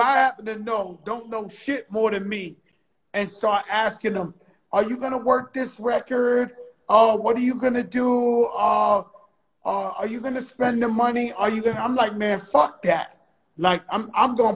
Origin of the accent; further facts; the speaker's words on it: New York City, New York, United States; I grew up in the Bronx where hip hop started